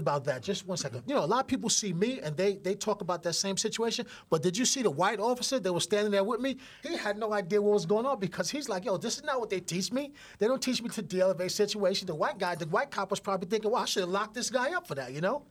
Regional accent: New York City, New York, United States; I grew up literally right near Yankee Stadium, one hundred seventeen Grand Concourse

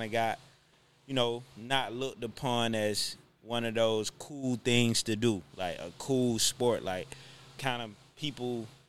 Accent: College Park, Georgia, United States; I'm originally from College Park, Georgia, man. So, homegrown here in the Atlanta area. APS graduate, Mays High School.

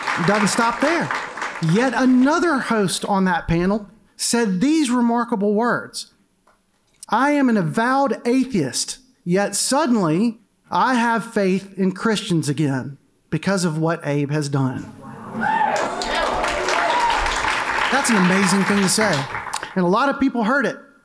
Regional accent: Mobile, Alabama, United States; I grew up in Mobile

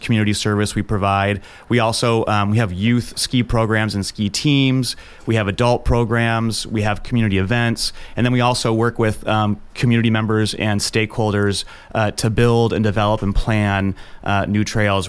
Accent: Juneau, Alaska, United States; I grew up in Juneau, so I learned to ski through the ski club

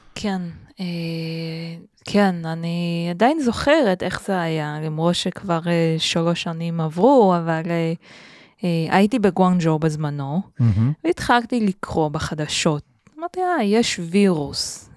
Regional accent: Beijing, China; Hebrew is a second language; moved away as an adult; also born or lived in Tel Aviv, Israel; now in Israel; כשהייתי בתיכון mm-hmm. בבייג'ינג

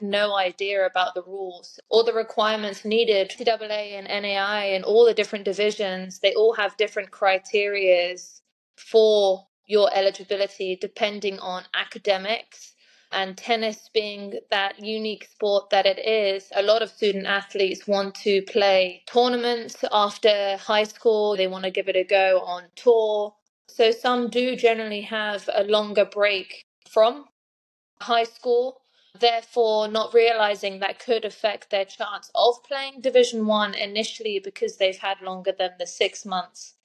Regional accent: England, United Kingdom; moved away as an adult; now in United States; I'm originally from England, and I think I've almost lost count now, but I've been in the States for, I would say, almost 13 years. I grew up playing tennis in England

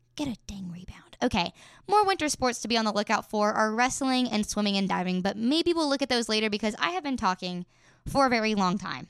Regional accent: Elkins, West Virginia, United States; in my hometown of Elkins, West Virginia

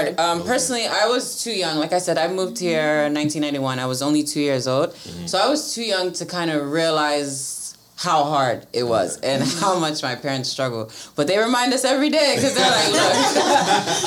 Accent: Silver Spring, Maryland, United States; born or raised there; also born or lived in Gambia; now in Gaithersburg, United States

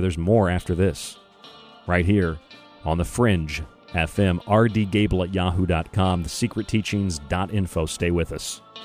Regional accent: United States; I say that as an American

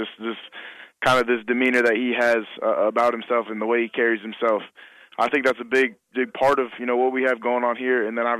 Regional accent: Marshall, Minnesota, United States; I'm from Marshall, Minnesota, so it's about 3.5 hours, you know, southwest Minnesota, which is also, you know, about 40 miles from South Dakota State.

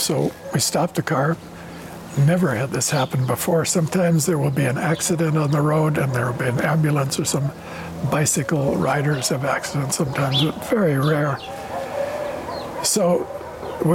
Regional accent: United States; now in Goldiwil, Switzerland; You're Chilean, I'm an American. That's part of our identity, always will be. That's how we grew up

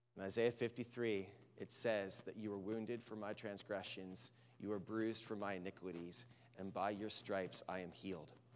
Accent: Lancaster County, Pennsylvania, United States; When I grew up in Pennsylvania in Lancaster County

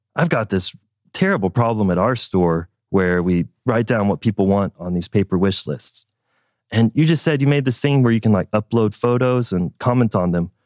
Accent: Fort Smith, Arkansas, United States; I was born in Fort Smith, Arkansas. That's where I was raised.

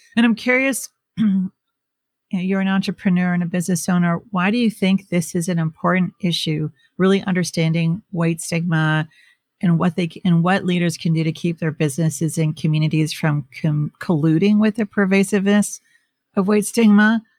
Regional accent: Minnesota, United States; growing up in Minnesota in the 80s

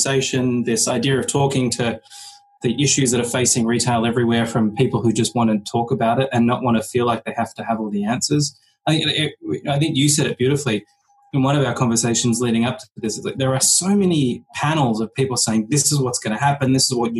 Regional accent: Melbourne, Victoria, Australia; accent: British; I come from Melbourne in Australia

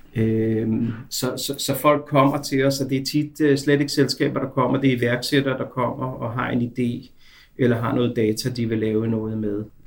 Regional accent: Denmark; moved away as an adult; now in Israel; Jeg er født og opvokset i Danmark

